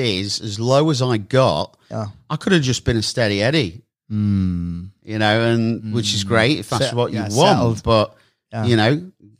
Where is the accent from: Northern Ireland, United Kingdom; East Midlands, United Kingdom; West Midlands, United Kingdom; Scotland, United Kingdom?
East Midlands, United Kingdom; Lincolnshire; We're all from Lincolnshire.